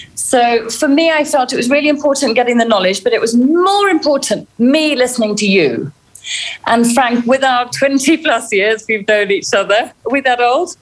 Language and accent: English; Kenya; I'm a Kenyan girl born to British parents, but I've lived here all my life and I grew up to a father who was a game warden.